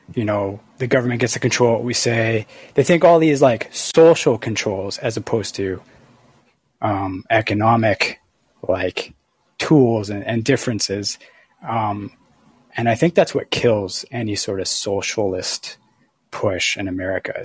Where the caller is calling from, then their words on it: Canada; I'm calling from Canada